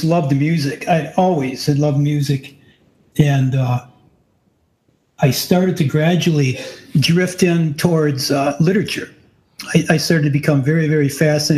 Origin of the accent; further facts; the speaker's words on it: Warren, Michigan, United States; also born or lived in Highland Park, Michigan; I was born in Highland Park. I grew up primarily in South Warren, a couple blocks